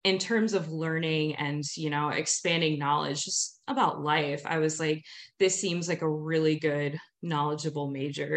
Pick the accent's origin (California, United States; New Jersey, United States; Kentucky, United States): New Jersey, United States; moved away as an adult; now in Seattle, United States; I grew up in South Jersey